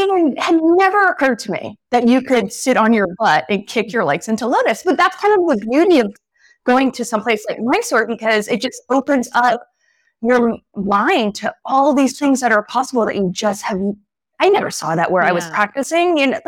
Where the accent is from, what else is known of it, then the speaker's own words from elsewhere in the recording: New Hampshire, United States; also born or lived in Philadelphia / San Francisco; Well, I grew up in New Hampshire, and then I had moved around a little bit.